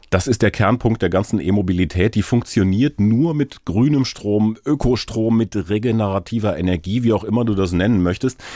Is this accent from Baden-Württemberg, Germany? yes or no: yes; Karlsruhe, Baden-Württemberg, Germany; Ich komme aus so einer Fahrradstadt aus Karlsruhe, wo man ganz gut unterwegs sein kann.